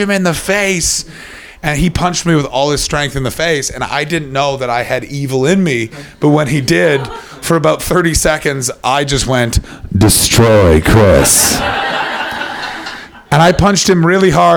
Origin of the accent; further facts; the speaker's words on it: Canada; I'm a Canadian posh person.